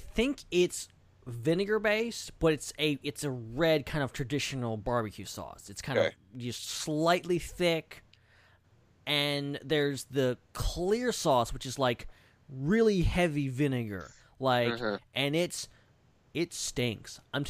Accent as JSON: {"language": "English", "town": "Atlanta", "region": "Georgia", "country": "United States", "tie": "born there", "said": "full disclosure, I was born in Atlanta. I've been there 1,000 times. I've never eaten barbecue in Atlanta."}